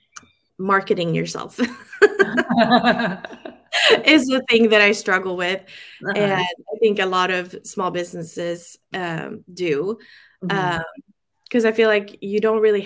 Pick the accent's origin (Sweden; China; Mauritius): Sweden; moved away as an adult; now in San Francisco Bay Area, United States; I'm born and raised in Sweden. I came to the States when I was 23